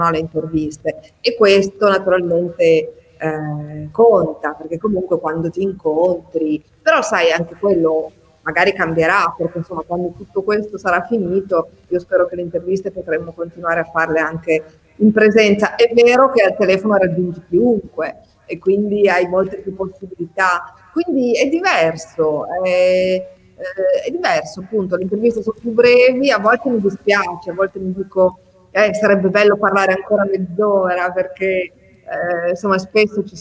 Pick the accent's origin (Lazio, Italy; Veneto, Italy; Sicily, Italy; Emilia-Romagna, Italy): Emilia-Romagna, Italy; Ferrara